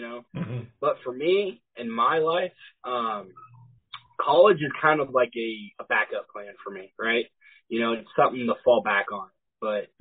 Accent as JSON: {"language": "English", "town": "Lebanon", "region": "Missouri", "country": "United States", "tie": "born or raised there", "also_born_or_lived": "Auckland, New Zealand / California / Falcon, Missouri", "said": "We moved to Lebanon, Missouri, and I've lived here since. I went to Lebanon High School"}